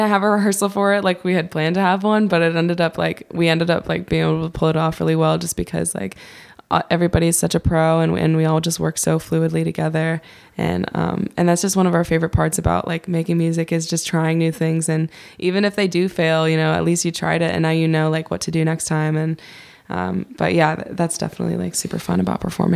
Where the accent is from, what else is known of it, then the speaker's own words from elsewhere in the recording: Kirkwood, Missouri, United States; I grew up in Kirkwood